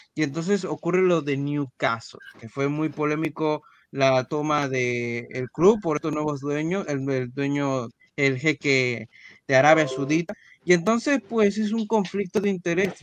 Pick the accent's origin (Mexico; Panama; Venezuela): Panama; aquí las familias panameñas tenemos hijos